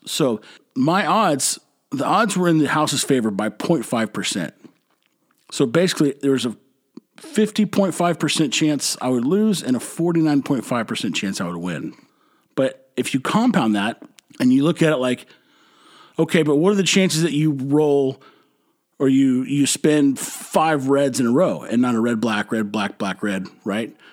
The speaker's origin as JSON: {"language": "English", "region": "Texas", "country": "United States", "said": "I'm from Texas. I've been eating Mexican food my whole life"}